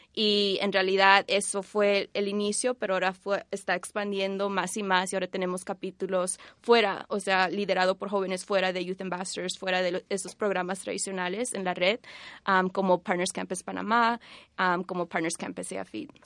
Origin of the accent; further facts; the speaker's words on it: Bolivia; now in Washington, D.C., United States; originalmente de Bolivia, pero vivo en Washington, D.C.